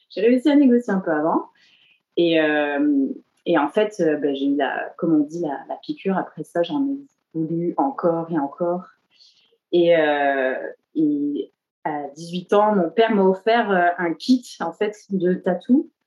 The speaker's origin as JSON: {"language": "French", "area": "the Cévennes", "region": "Occitania", "country": "France", "tie": "born or raised there", "also_born_or_lived": "Montpellier, France", "moved": "as an adult", "lives_now": "Montreal, Canada", "said": "j'ai grandi euh, dans le sud de la France, majoritairement, euh, dans les Cévennes. et puis, plus tard, ben, pour mes études supérieures, je suis allée, à, j'ai déménagé à Montpellier, donc en ville."}